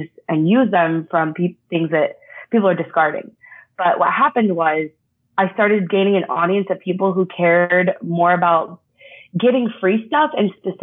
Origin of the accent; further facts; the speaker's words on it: Texas, United States; growing up in Texas, kind of all I knew about was oil